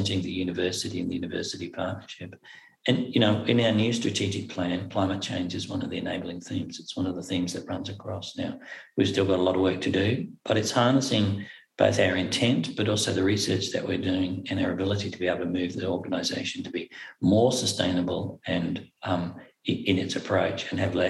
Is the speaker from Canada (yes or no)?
no; Cairns, Queensland, Australia; accent: Australian; moved away as an adult; now in Inverness, United Kingdom; I was born in Cairns, Far North Queensland. I'm born in Cairns. I was raised in Cairns, Far North Queensland.